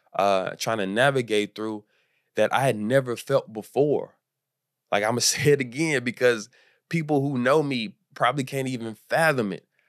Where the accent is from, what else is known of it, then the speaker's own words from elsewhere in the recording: Houston, Texas, United States; moved away as an adult; now in Los Angeles, United States; I'm from Houston, and I moved to Los Angeles